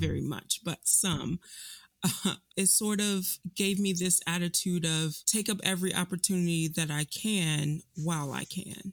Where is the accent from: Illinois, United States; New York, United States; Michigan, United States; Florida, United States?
Illinois, United States; Chicago; moved away as an adult; I was born and raised in Chicago, um, left Chicago for college